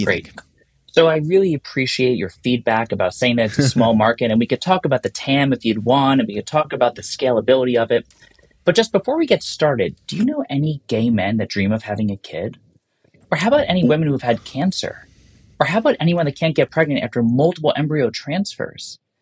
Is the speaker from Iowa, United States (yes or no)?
no; New York, United States; as a New Yorker